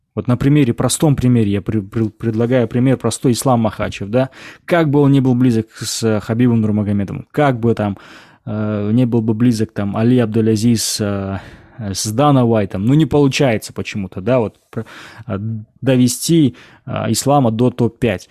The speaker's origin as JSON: {"language": "Russian", "country": "Kazakhstan"}